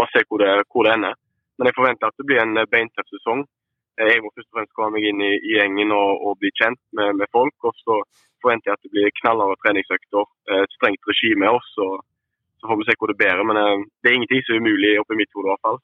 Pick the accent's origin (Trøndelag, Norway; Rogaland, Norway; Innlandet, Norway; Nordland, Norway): Rogaland, Norway; Haugesund; vi kom jo begge, fra Skåredalen, så vi gikk på samme skole fra, fra 1 til 10